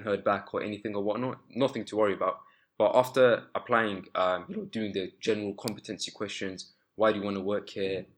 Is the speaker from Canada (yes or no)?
no; London, United Kingdom; I grew up in East London